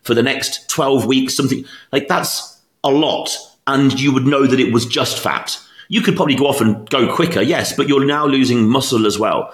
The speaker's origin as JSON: {"language": "English", "country": "United Kingdom", "tie": "born or raised there", "moved": "yes", "said": "my hometown in the UK"}